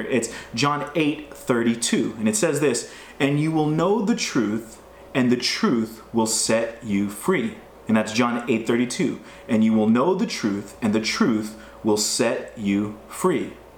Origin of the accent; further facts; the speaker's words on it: United States; growing up in America, we are taught about freedom